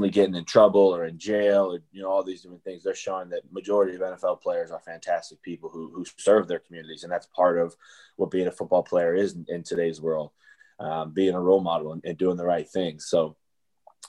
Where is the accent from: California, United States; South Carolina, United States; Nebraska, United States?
Nebraska, United States; Omaha; now in Buffalo, United States; my hometown in Omaha, Nebraska